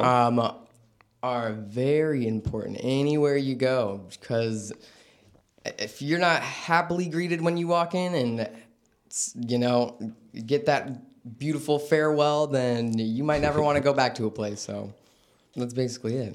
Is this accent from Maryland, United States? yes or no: no; Vallejo, California, United States; born and raised.